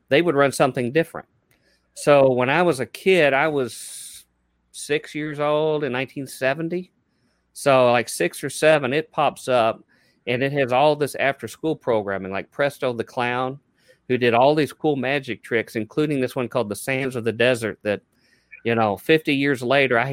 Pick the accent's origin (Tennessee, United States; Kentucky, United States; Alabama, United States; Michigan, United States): Kentucky, United States; Louisville; in Louisville, Kentucky, where I was raised